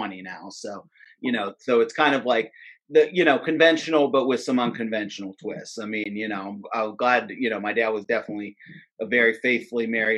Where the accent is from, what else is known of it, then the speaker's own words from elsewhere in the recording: Latrobe, Pennsylvania, United States; also born or lived in Johnstown, Pennsylvania; I grew up mostly in Western Pennsylvania, like outside of Pittsburgh.